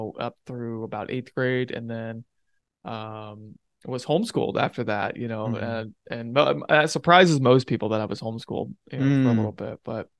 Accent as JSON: {"language": "English", "town": "Hamilton", "region": "Ohio", "country": "United States", "tie": "born or raised there", "said": "so I grew up in Cincinnati, Ohio, or just north of it in a town called Hamilton, Ohio."}